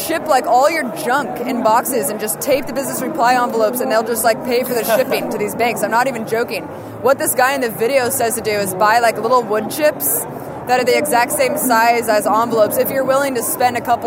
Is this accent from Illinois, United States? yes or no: no; Oakland, California, United States; born or raised there